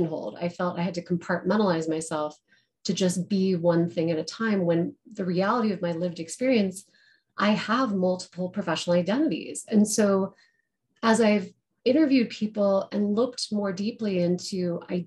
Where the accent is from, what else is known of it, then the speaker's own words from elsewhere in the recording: Colorado, United States; moved away; also born or lived in Denver; I am a Colorado girl. I live in Denver now, but I grew up in the mountains and then moved in and out of the state until I came back.